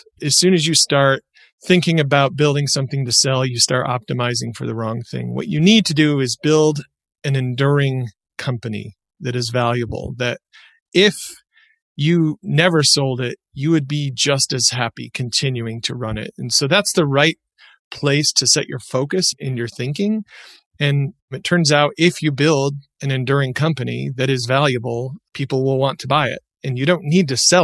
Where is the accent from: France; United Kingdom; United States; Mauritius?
United States; Michigan; now in Utah, United States; I used to make pickles with my dad growing up in Michigan. And when I moved to Utah